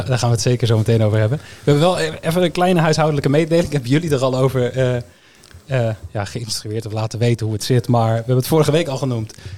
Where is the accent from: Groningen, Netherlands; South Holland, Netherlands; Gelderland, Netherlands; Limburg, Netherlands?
Groningen, Netherlands; also born or lived in Eindhoven region (North Brabant); now in North Brabant, Netherlands; Ik ben niet per se iemand uit de regio. Tegenwoordig wel, maar ik kom oorspronkelijk uit Groningen.